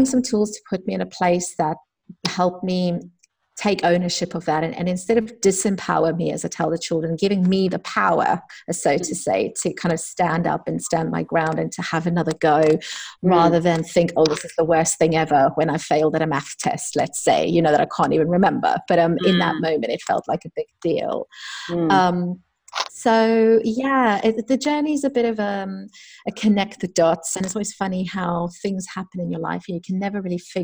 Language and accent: English; South Africa; moved away as an adult; also born or lived in London; I'm from South Africa.